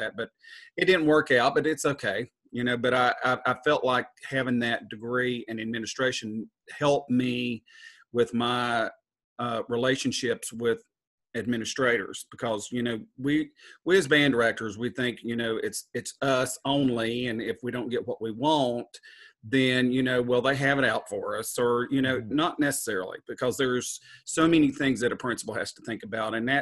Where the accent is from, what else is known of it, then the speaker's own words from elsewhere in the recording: Western North Carolina, United States; also born or lived in Southport, North Carolina; I grew up in Western North Carolina, and I went to high school here. My family's from up here.